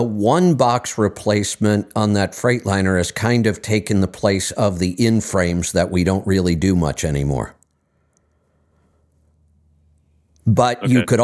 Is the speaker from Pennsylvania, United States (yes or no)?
no; Northeast Ohio, United States; when I was in high school and growing up in Northeast Ohio